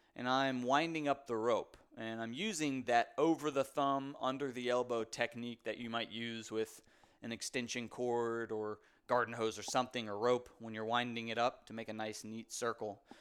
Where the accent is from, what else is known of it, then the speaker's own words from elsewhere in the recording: Raleigh, North Carolina, United States; live in Raleigh, North Carolina, actually where I was born and raised here in Raleigh, North Carolina